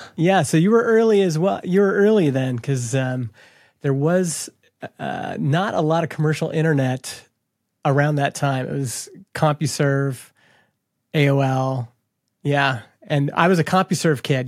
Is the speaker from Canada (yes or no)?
yes; Canada; I grew up in Canada